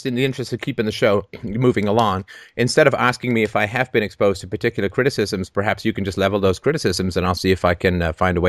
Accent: Canada; also born or lived in England; I grew up in England, and I grew up in Canada. I grew up in England in the socialist 70s

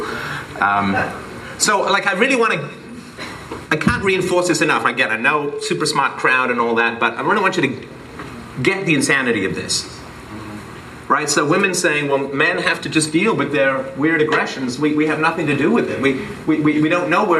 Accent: England, United Kingdom; when I grew up broke in England

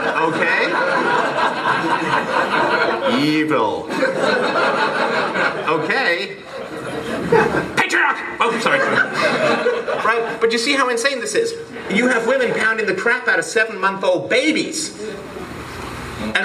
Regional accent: England, United Kingdom; when I grew up broke in England

